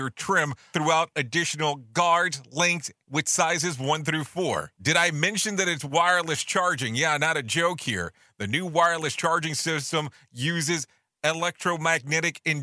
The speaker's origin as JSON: {"language": "English", "region": "Ohio", "country": "United States", "tie": "born or raised there", "moved": "yes", "lives_now": "Orlando, United States", "said": "I was born in Ohio"}